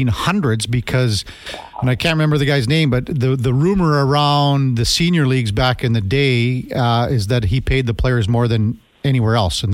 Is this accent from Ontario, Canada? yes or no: no; Melville, Saskatchewan, Canada; I'm from Melville, Saskatchewan, so I grew up as a 8 or 9 or 10 year old kid, and I was at the rink every day.